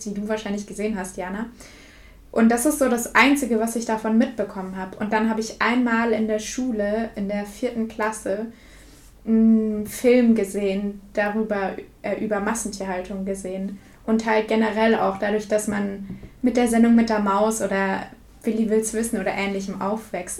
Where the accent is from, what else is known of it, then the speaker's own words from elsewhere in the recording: suburb of Würzburg, Bavaria, Germany; da wo ich aufgewachsen bin, in einem ja, Vorort von Würzburg